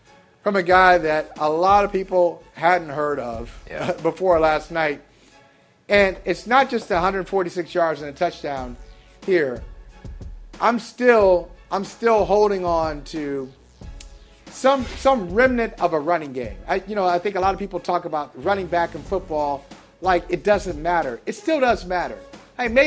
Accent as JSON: {"language": "English", "region": "Northeast Ohio", "country": "United States", "tie": "born or raised there", "said": "I grew up watching them in Northeast Ohio."}